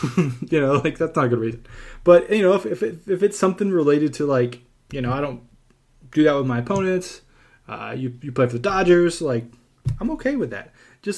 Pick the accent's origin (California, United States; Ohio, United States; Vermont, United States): California, United States; Like, you know, I'm from the Bay Area, you were the A's.